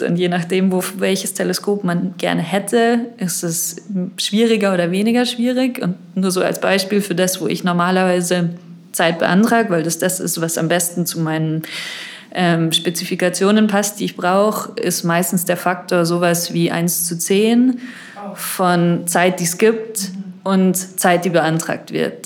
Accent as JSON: {"language": "German", "town": "Munich", "region": "Bavaria", "country": "Germany", "tie": "born or raised there", "also_born_or_lived": "Madrid", "said": "ich komme aus München, ich war hier auch auf der Schule"}